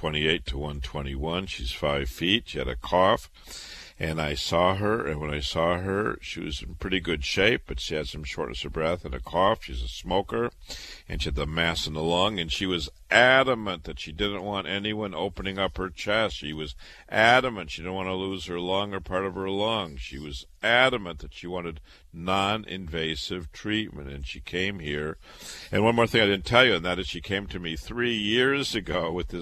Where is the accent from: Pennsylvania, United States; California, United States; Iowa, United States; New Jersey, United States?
Iowa, United States; Waterloo; moved away as an adult; also born or lived in Chicago / Boston; now in New York, United States; I was born and raised in Waterloo, Iowa